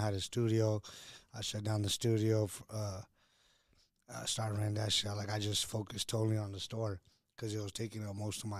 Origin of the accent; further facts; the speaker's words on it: San Bernardino, California, United States; moved away as an adult; also born or lived in Los Angeles; Born and raised in the Dino.